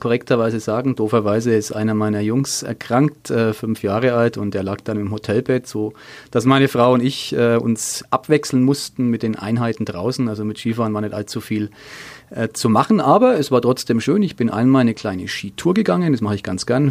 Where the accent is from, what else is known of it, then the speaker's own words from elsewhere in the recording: Nuremberg, Bavaria, Germany; Ich bin am alten Kanal groß geworden in der Nähe von der Gartenstadt in Nürnberg